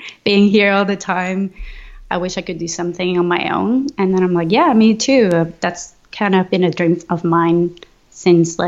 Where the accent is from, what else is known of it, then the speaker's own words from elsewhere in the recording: Venezuela; moved away as an adult; also born or lived in Edmonton, Canada; now in Vancouver, Canada; I'm originally from Venezuela and currently living in Vancouver, Canada.